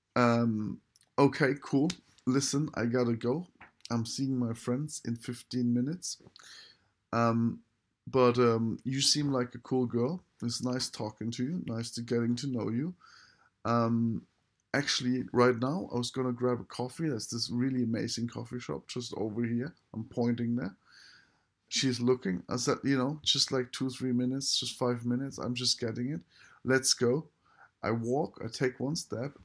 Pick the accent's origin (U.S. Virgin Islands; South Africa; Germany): Germany; I just use German 'cause I am German